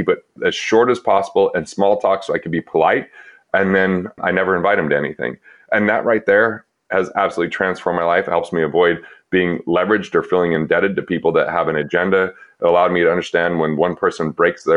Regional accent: Utah, United States; I was growing up in Utah, not Mormon

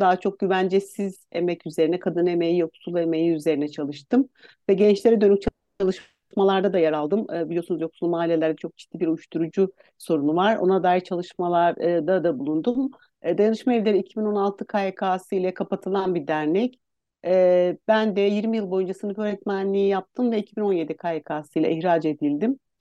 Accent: Istanbul, Turkey; also born or lived in Aksaray; E, ben Aksaray doğumluyum. 4 yaşından beri İstanbul'da yaşıyorum

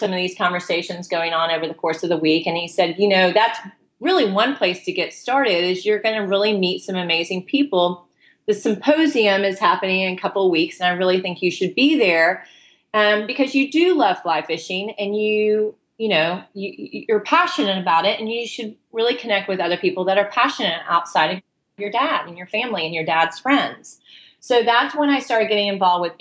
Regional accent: Houston, Texas, United States; I'm from Houston, Texas

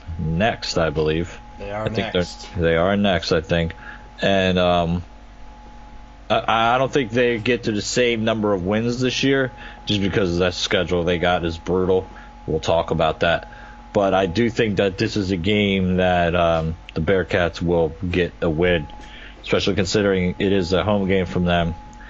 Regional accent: Pennsylvania, United States; I grew up in Pennsylvania

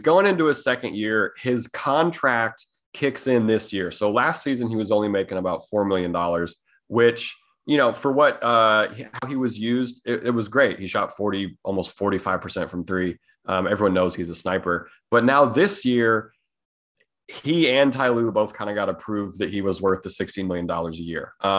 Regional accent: Missoula, Montana, United States; Well, it's funny because I'm from Missoula, Montana.

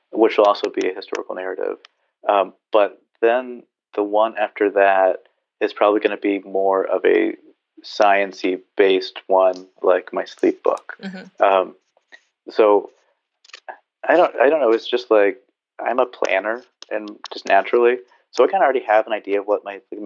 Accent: Southern California, United States; also born or lived in Berkeley / San Diego; I grew up surfing in Southern California.

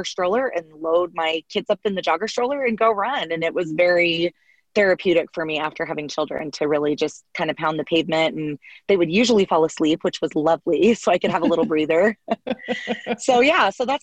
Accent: Salt Lake City, Utah, United States; a competitive swimmer growing up in Salt Lake City, Utah

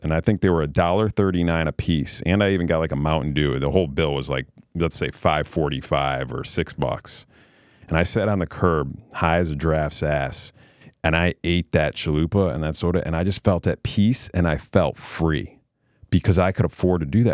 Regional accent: Queensbury, New York, United States; I grew up in a little town called Queensbury, New York. It's in upstate New York near uh, between Saratoga Springs and Lake George, New York

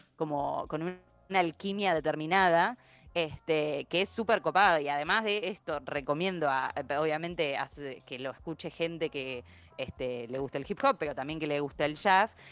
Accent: Argentina; nosotros como argentinos

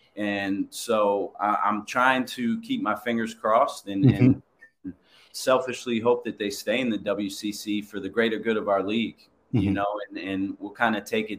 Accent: East Coast, United States; moved away as an adult; now in West Coast, United States; but I grew up on the East Coast.

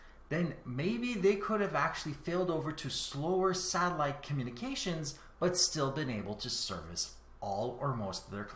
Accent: Canada; I am Canadian

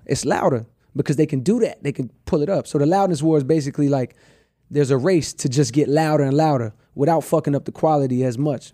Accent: the South, United States; I'm from the South, so it's like I came up around …

